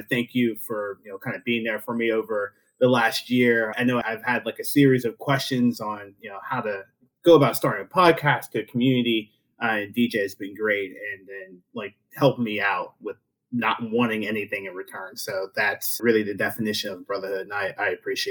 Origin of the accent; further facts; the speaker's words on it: rural central Pennsylvania, United States; after, you know, 13 years of going from home to home, I settled in a small town in rural Pennsylvania, middle of Pennsylvania, right below where State College is